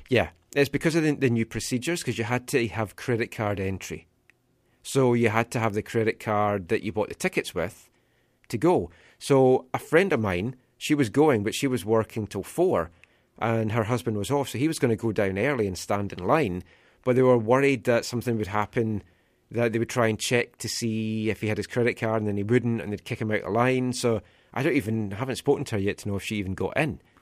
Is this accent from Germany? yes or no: no; Scotland, United Kingdom; now in Vancouver, Canada; being Scottish